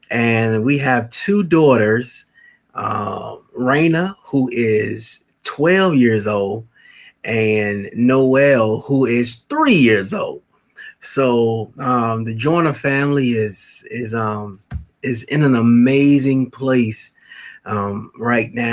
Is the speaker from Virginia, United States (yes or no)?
yes; Chesapeake, Virginia, United States; also born or lived in Norfolk, Virginia; I was born in Norfolk, raised in Chesapeake